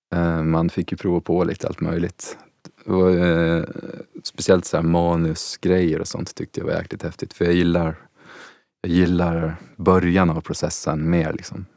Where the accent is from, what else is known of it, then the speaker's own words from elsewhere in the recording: Åland Islands; moved away as an adult; also born or lived in Stockholm; jag är ju uppväxt på Åland